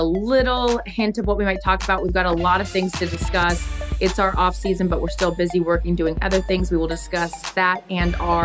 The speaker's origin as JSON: {"language": "English", "town": "Seattle", "region": "Washington", "country": "United States", "tie": "born or raised there", "said": "I grew up in Seattle"}